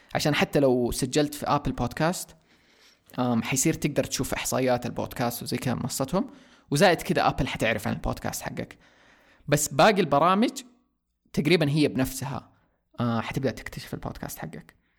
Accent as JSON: {"language": "Arabic", "country": "Saudi Arabia", "said": "عندنا في السعوديه"}